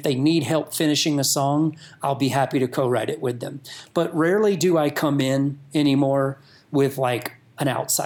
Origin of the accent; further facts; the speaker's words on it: North Georgia mountains, United States; moved away; I grew up in North Georgia mountains.